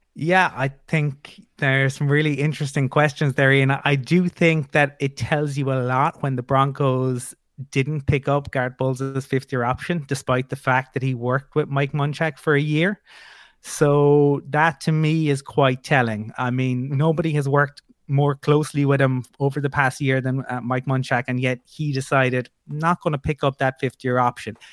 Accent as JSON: {"language": "English", "country": "Ireland", "said": "I'm from Ireland"}